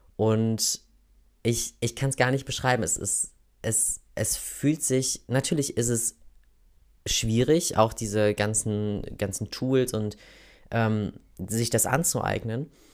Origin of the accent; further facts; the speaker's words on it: Oberhausen, North Rhine-Westphalia, Germany; accent: Ruhrpott (Dat und Watt); moved away as an adult; also born or lived in Germersheim; Ich bin in Oberhausen geboren, im Kohlepott, wie man so schön sagt. Ich glaube, das merkt ihr auch manchmal an meinem, wenn ich so voll am Quatschen bin, dass da mal so zwischendurch so ein Dat und Watt ähm, durchkommt.